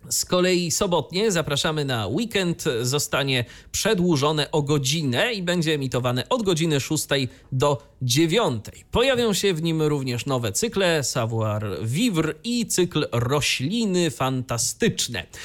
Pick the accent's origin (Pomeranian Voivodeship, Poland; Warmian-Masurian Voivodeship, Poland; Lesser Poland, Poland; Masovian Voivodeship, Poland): Warmian-Masurian Voivodeship, Poland; Iława; No moje rodzinne miasto!